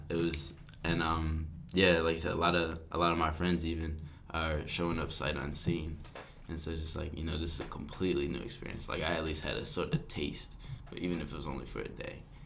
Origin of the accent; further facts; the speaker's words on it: Philadelphia, Pennsylvania, United States; I'm from Philly